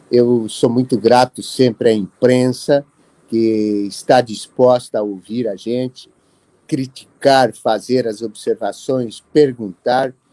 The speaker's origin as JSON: {"language": "Portuguese", "town": "Carazinho", "region": "Rio Grande do Sul", "country": "Brazil", "moved": "yes", "lives_now": "Toledo, Brazil", "said": "não nasci aqui, sou gaúcho lá de Carazinho, mas moro há 50 anos nesta terra."}